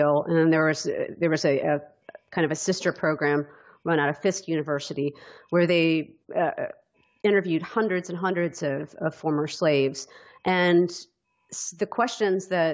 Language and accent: English; Deep South, United States; growing up in the Deep South. I think it's pretty hard to live here